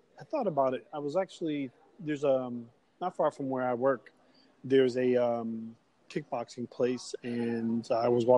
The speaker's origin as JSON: {"language": "English", "region": "New York", "country": "United States", "said": "You do know I'm from New York"}